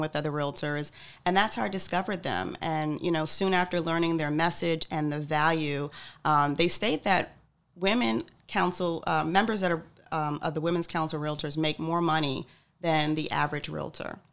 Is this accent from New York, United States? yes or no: yes; Freeport, New York, United States; moved away as an adult; also born or lived in Atlanta, Georgia, United States; now in Cape Coral, United States; Born in New York, uh, raised on Long Island